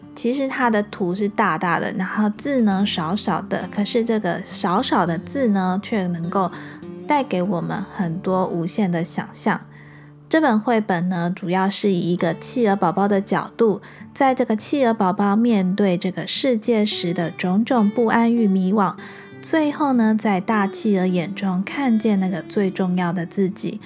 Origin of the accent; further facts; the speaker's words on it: Xiushui, Changhua County, Taiwan; now in Kaohsiung, Taiwan; 因为我爸妈他们会回老家，我们老家在秀水